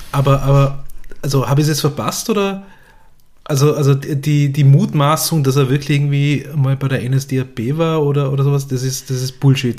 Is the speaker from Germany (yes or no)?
no; Vorarlberg, Austria; moved away as an adult; now in Vienna, Austria; ich bin einer der wenigen Vorarlbergerinnen und Vorarlberger